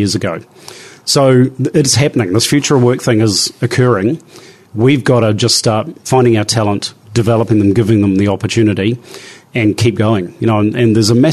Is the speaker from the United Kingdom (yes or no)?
no; New Zealand; as a New Zealander